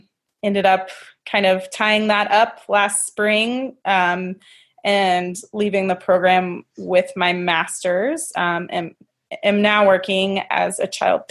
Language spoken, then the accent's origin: English; Nashville, Tennessee, United States; moved away as an adult; also born or lived in Birmingham, Alabama; now in Chicago, United States; Yeah, so I'm from Tennessee also, from the Nashville area. I went to undergrad in the Deep South in Birmingham, Alabama.